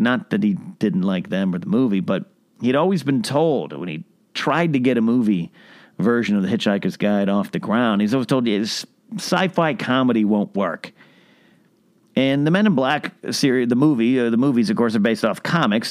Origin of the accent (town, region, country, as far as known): Arroyo Grande, California, United States; born or raised there; also born or lived in Santa Maria, California; now in Los Angeles, United States